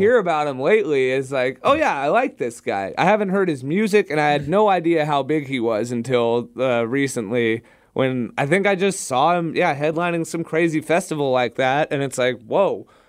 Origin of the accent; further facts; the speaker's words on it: Southern California, United States; growing up in Southern California